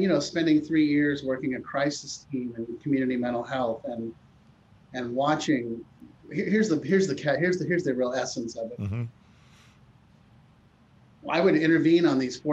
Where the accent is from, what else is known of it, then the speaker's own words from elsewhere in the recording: Palo Alto, California, United States; I grew up in Palo Alto. I went to high school, public high school, Palo Alto High School, across the street from Stanford University